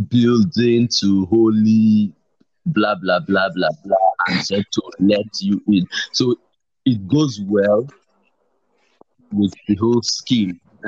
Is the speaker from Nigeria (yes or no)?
yes; Rivers State, Nigeria; I'm from Rivers